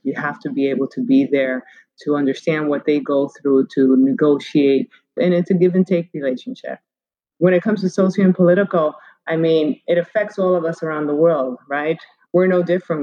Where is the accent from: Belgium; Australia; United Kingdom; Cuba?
Cuba; I was born in Cuba